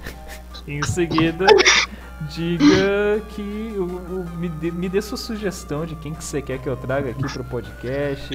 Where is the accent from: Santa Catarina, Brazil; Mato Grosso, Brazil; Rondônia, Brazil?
Santa Catarina, Brazil; Eu sou de Santa Catarina.